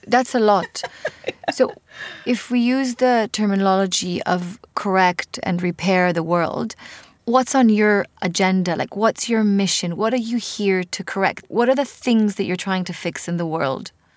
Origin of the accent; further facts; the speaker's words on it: Israel; accent: Israeli; English is a second language; I'm obviously with my Israeli accent